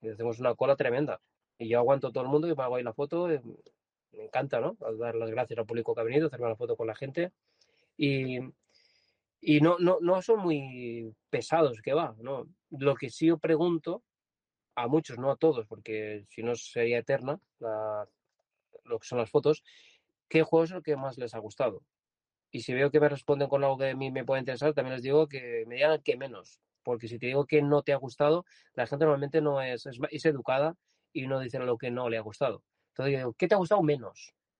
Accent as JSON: {"language": "Spanish", "town": "Vilavella", "region": "Valencian Community", "country": "Spain", "tie": "born or raised there", "said": "Yo nací en Villavieja, es un pueblo pequeño"}